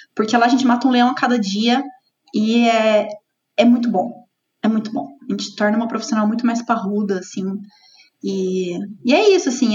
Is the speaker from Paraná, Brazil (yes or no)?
no; south of Minas Gerais, Brazil; moved away; also born or lived in São Paulo; É, sou mineira, não sou de Curitiba, sou do sul de Minas, me formei na, na em Lavras, em administração, lá em Minas também